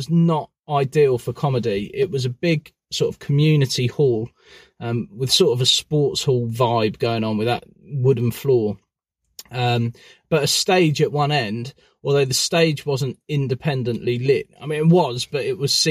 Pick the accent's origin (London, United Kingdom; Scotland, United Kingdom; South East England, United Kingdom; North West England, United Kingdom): South East England, United Kingdom; Newport Pagnell; my hometown of Newport Pagnell